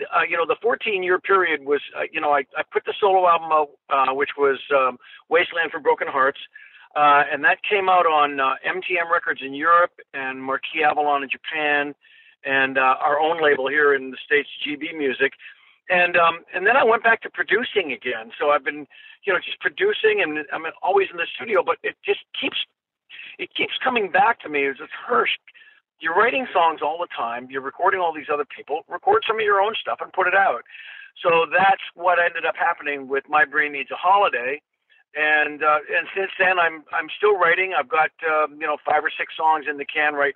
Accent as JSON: {"language": "English", "town": "Toronto", "region": "Ontario", "country": "Canada", "tie": "born or raised there", "said": "I was raised in Toronto, Canada"}